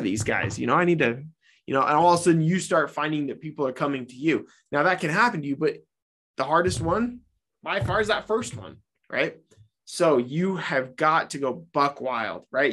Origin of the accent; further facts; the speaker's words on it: Utah, United States; my home state of Utah